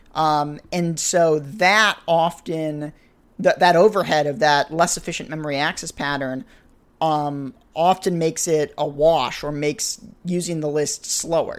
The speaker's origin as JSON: {"language": "English", "region": "New England", "country": "United States", "tie": "born or raised there", "said": "New England where I grew up"}